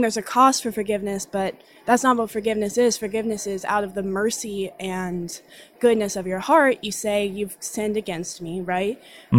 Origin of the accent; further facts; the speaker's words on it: Decatur, Georgia, United States; I'm from Decatur, Georgia